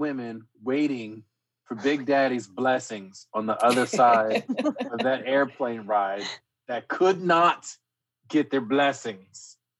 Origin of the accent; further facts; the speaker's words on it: Philadelphia, Pennsylvania, United States; I grew up in Philly